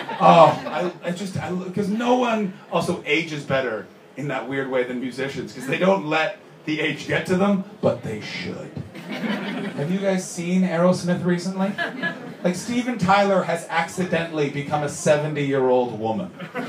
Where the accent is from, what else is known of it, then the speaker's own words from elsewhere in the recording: Canada; I'm a Canadian, Justin Bieber is a Canadian, and Canadians, we don't let our celebrities forget that they were celebrities.